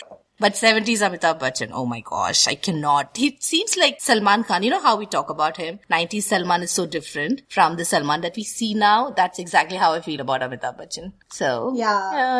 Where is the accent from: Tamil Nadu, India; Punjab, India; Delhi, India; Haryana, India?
Delhi, India; also born or lived in South India; growing up in Delhi